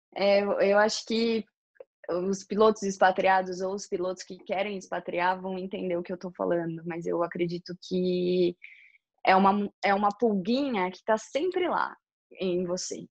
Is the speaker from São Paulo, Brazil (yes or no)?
yes; São Paulo, Brazil; moved away as an adult; Eu sou paulistana, né? Morava na cidade de São Paulo quando morava no Brasil